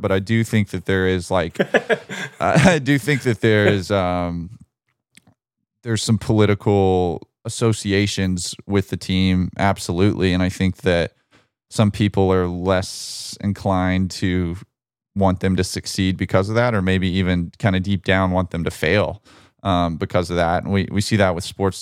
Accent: Birmingham, Alabama, United States; my hometown, Birmingham, Alabama

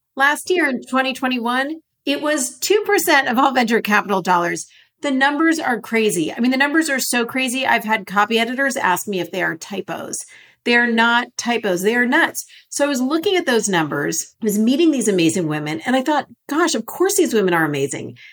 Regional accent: Los Angeles, California, United States; I grew up in Los Angeles.

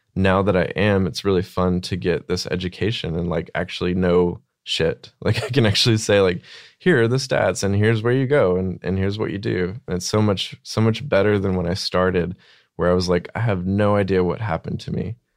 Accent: Arkansas, United States; small town Arkansas

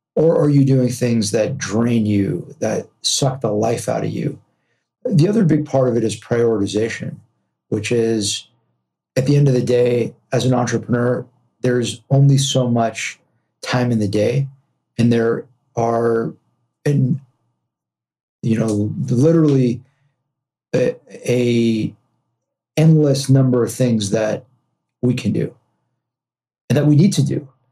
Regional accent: Los Angeles, California, United States; also born or lived in New York; I'm from Los Angeles, born and raised here

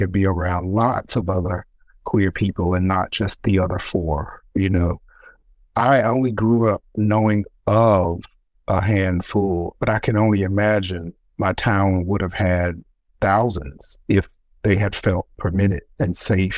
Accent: Elizabeth City, North Carolina, United States; moved away; I grew up in Elizabeth City, North Carolina, which is next door to South Mills, North Carolina.

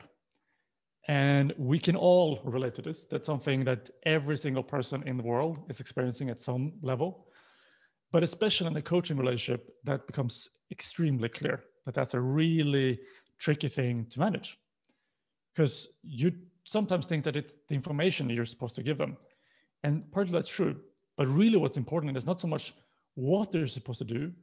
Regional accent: Sweden; moved away; I'm born and raised in Sweden, but I've lived and worked in pretty much most continents

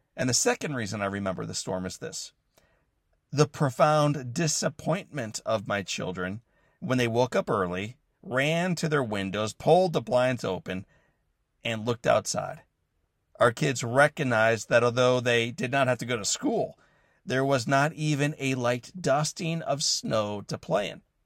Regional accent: St. Louis, Missouri, United States; the city of Saint Louis, my hometown

